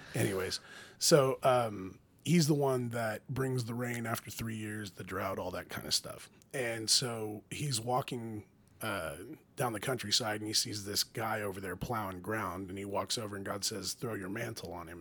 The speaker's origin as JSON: {"language": "English", "region": "Oklahoma", "country": "United States", "said": "we're American in Oklahoma"}